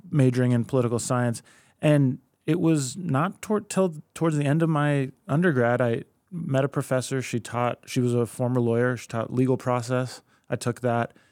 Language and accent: English; Anchorage, Alaska, United States; first language Spanish; English is a second language; also born or lived in Oregon; I was born and raised here in Anchorage.